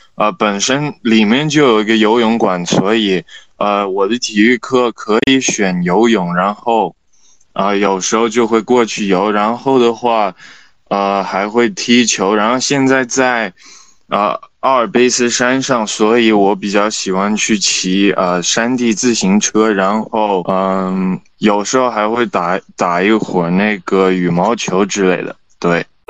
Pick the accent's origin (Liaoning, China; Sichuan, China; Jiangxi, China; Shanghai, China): Shanghai, China; also born or lived in Italy; 我其实小时候一直是在上海长大的，然后我有可能只有，呃，暑假，呃，会回意大利，但是， 嗯， 因为我在国际学校